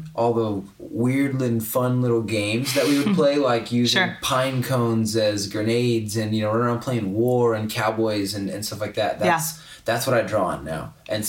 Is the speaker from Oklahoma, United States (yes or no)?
yes; Oklahoma, United States